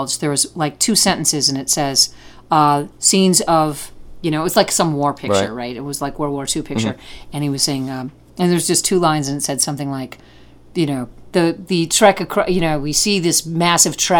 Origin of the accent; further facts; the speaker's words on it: Detroit, Michigan, United States; moved away; I'm from Detroit. I'm from Detroit originally